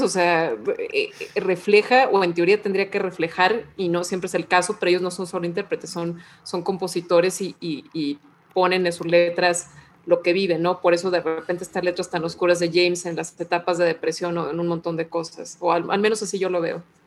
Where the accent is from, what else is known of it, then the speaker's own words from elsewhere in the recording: Mexico; como mexicana